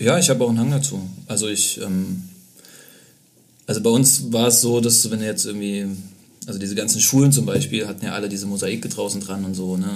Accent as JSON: {"language": "German", "town": "Leipzig", "region": "Saxony", "country": "Germany", "tie": "born or raised there", "also_born_or_lived": "Berlin", "moved": "as an adult", "lives_now": "Leipzig, Germany", "said": "Bin da geboren und aufgewachsen"}